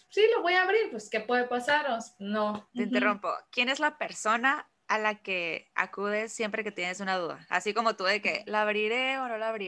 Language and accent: Spanish; Mexicali, Baja California, Mexico; now in Tijuana, Mexico; yo soy de Mexicali, me vine a Tijuana para